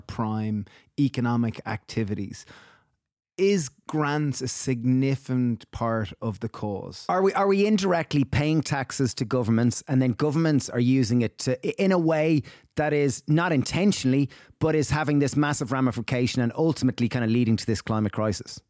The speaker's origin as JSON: {"language": "English", "country": "Ireland", "tie": "born or raised there", "said": "we grew up in Ireland"}